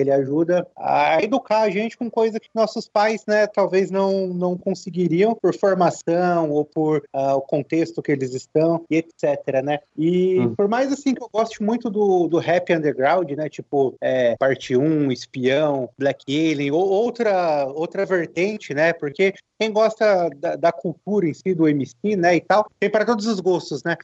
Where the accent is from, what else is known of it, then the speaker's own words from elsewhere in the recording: interior of São Paulo, Brazil; Eu sou aqui do interior de São Paulo, um bairro simples